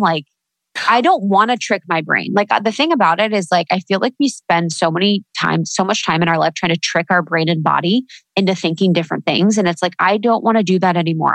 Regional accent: Midwest, United States; now in Los Angeles, United States; living in the Midwest, growing up in the Midwest

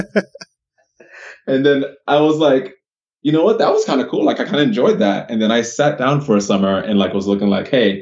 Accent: Miami, Florida, United States; I grew up in Miami, Florida. That's where I was born

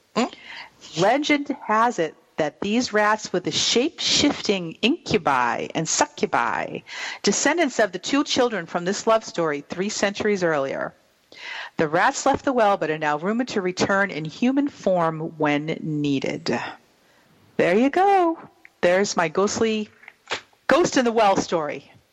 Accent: New England, United States; accent: New England; my New England accent

